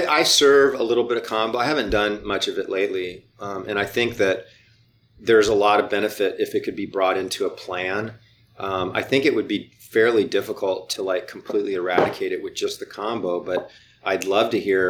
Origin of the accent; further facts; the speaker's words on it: Hawaii, United States; moved away; I grew up in Hawaii, right? So I go a couple times a year to go visit my family.